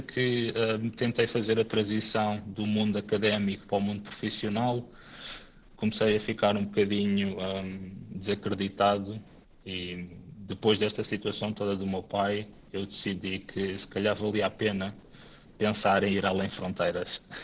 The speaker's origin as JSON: {"language": "Portuguese", "town": "Amora", "region": "Lisbon", "country": "Portugal", "tie": "born or raised there", "also_born_or_lived": "Faro", "moved": "as an adult", "lives_now": "Espoo, Finland", "said": "Eu, na verdade, sou natural da Amora, sempre vivi e estudei na Margem Sul e em Lisboa"}